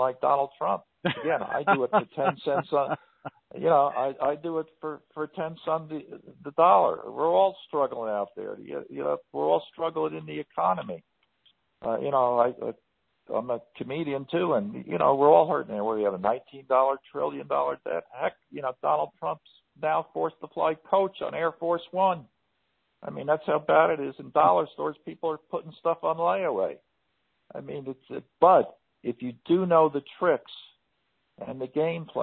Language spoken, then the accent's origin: English; New York, United States; moved away; I was born in New York, and I love going back there